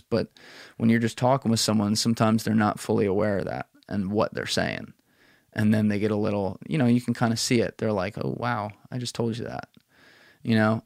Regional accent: New Jersey, United States; I'm a bullshitter from New Jersey

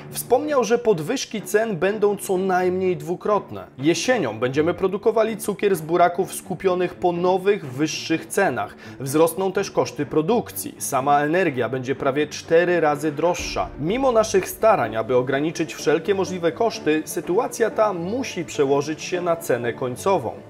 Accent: Koszalin, West Pomeranian Voivodeship, Poland; Tak jak mówię, ja jestem z Koszalina aż, nie?

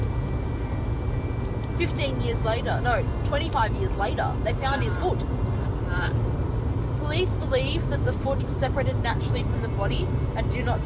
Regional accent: Australia; we're Australian

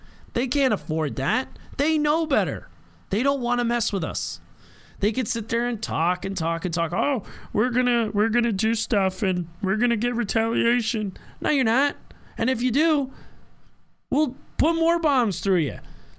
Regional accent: United States; as an American

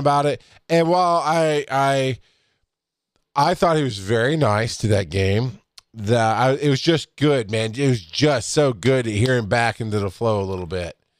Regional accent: the South, United States; I grew up in the South.

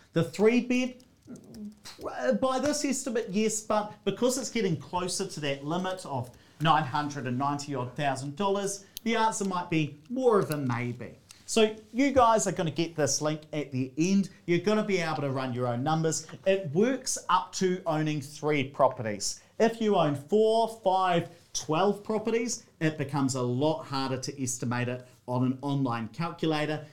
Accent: Hawera, Taranaki, New Zealand; growing up in Hawera in South Taranaki

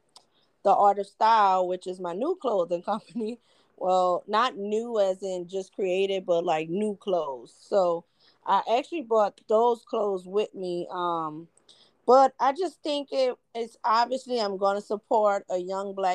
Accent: New Orleans, Louisiana, United States; I'm from New Orleans

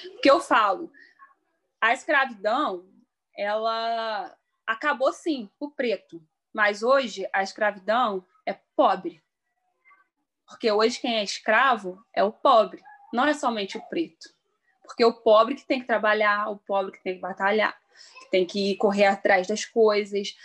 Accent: Petrópolis, Rio de Janeiro, Brazil; moved away as an adult; now in Três Rios, Brazil; sou natural de Petrópolis, atualmente resido em Três Rios

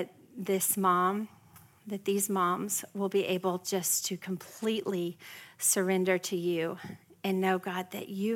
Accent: West Texas, United States; now in Frisco, Texas, United States; I'm not just from Texas, I'm from West Texas

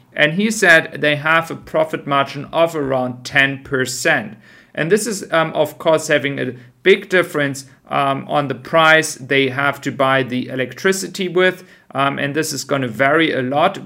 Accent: Germany; I am from Germany

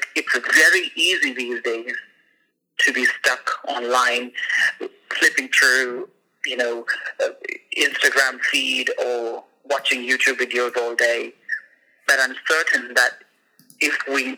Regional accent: India; moved away as an adult; now in Istanbul, Turkey; I'm from India originally, from a very tiny village in Upper Himalayas, and I've been in Istanbul for the last 2 years

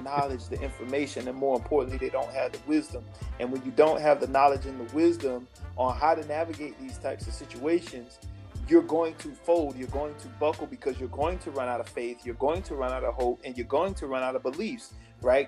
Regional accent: Sanford, United States; I grew up in Sanford.

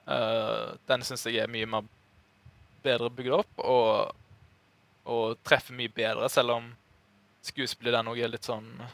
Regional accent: Norway; som nordmann

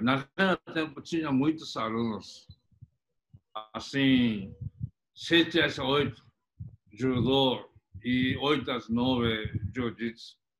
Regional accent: Japan; Portuguese is a second language; moved away as an adult; now in Brazil; estava na minha terra

